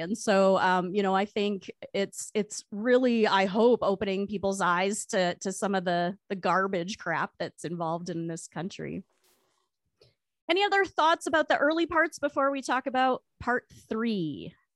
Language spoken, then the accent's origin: English; Canada; as a Canadian historian who studies this period